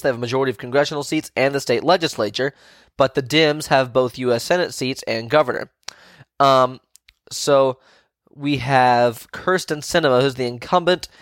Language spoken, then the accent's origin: English; Virginia, United States; my home state of Virginia